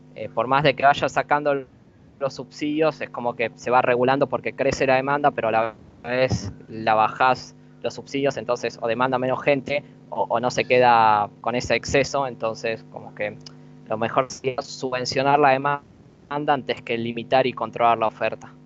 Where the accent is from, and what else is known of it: Argentina